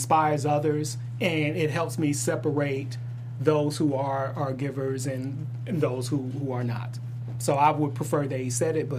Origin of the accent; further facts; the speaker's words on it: Detroit, Michigan, United States; my hometown of Detroit